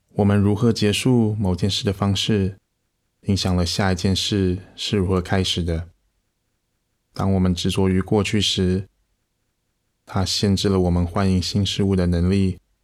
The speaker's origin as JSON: {"language": "Chinese", "country": "Taiwan", "said": "我们甚至在台湾这个小岛上"}